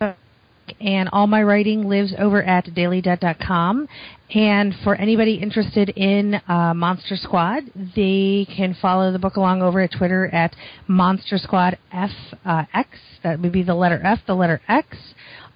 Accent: Chicago, Illinois, United States; moved away; I'm from Chicago

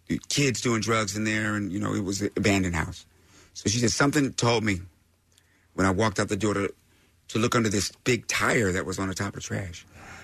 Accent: Laramie, Wyoming, United States; moved away; also born or lived in Fort Collins, Colorado; But before that, I grew up in Laramie, Wyoming. And I'm Fort Collins, Colorado, on communes and stuff.

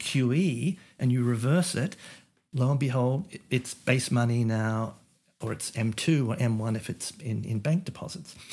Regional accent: Australia; now in United States; as an Australian American who, you know, originally came from Australia

